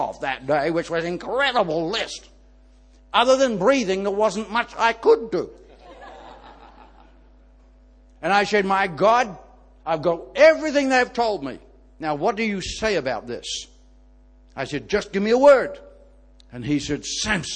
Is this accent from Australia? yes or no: no; Ireland; I'm Irish